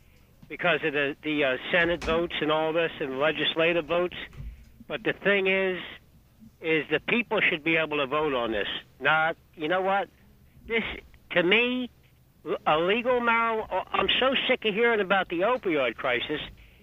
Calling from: New Jersey, United States; Hey, good afternoon, folks. … from New Jersey. How are you?

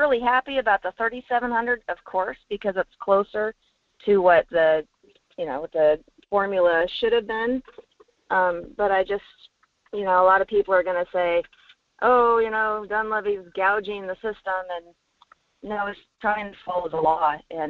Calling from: Fairbanks, Alaska, United States; in Fairbanks.

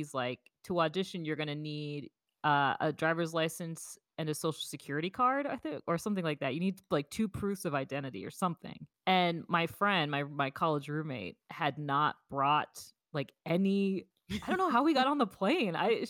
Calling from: Missoula, Montana, United States; I am coming live from Montana, Missoula, Montana.

